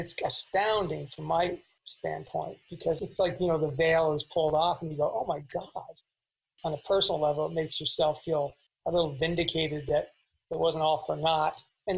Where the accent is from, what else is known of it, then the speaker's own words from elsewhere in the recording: Canada; now in Los Angeles, United States; And when I came to Los Angeles from Canada, and I had I have an older brother who's very successful, 10 years older.